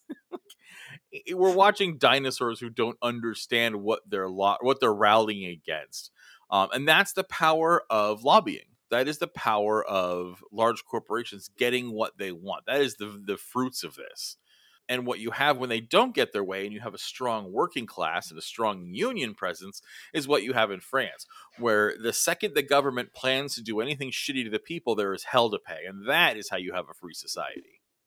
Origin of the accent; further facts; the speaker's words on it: Los Angeles, California, United States; my hometown of Los Angeles